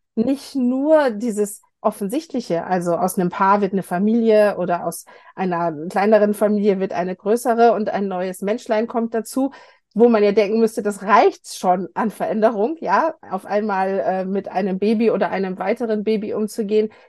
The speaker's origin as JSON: {"language": "German", "region": "Lower Saxony", "country": "Germany", "tie": "born or raised there", "also_born_or_lived": "United States", "moved": "yes", "lives_now": "Munich, Germany", "said": "Ich bin ein gebürtiges Nordlicht aus Niedersachsen"}